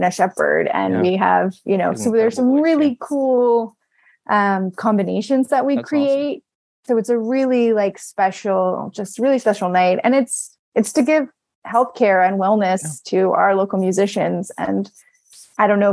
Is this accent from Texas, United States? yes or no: yes; Abilene, Texas, United States; moved away; I'm from Abilene, Texas.